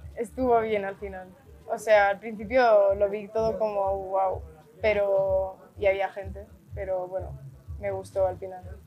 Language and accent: Spanish; Barcelona, Catalonia, Spain; tengo 19 años, soy de Barcelona